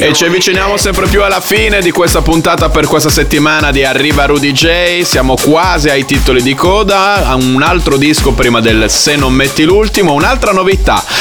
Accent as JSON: {"language": "Italian", "town": "Bologna", "region": "Emilia-Romagna", "country": "Italy", "said": "io sono di Bologna"}